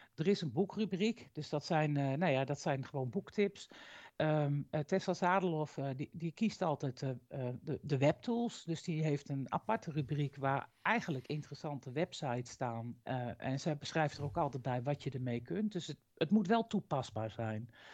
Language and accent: Dutch; Utrecht, Netherlands; moved away as an adult; now in Drenthe, Netherlands; Oorspronkelijk kom ik uit Utrecht